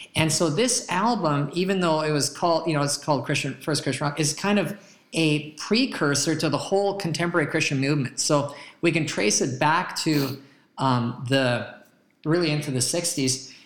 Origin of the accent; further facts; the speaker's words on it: Calgary, Alberta, Canada; now in Tulsa, United States; I remember back growing up in Calgary, uh, Alberta, Canada.